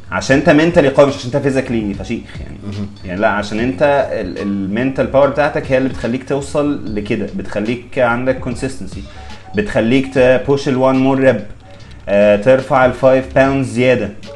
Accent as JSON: {"language": "Arabic", "country": "Egypt"}